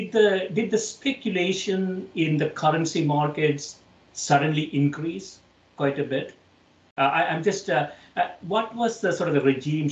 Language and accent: English; India; now in United States; So I moved from India to the United States in the mid-80s